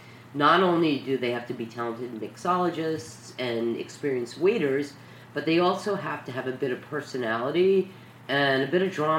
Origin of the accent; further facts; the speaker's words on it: New York City, New York, United States; We're from New York City